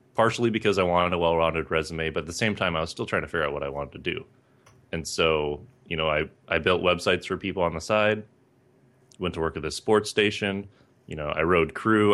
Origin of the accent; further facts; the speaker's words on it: Northern Michigan, United States; moved away as an adult; I grew up in Northern Michigan